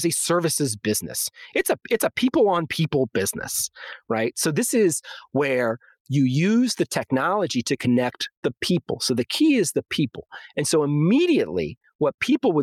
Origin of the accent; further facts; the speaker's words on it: Maryland, United States; moved away as an adult; also born or lived in Illinois / Baltimore / Dallas-Fort Worth; I grew up in Maryland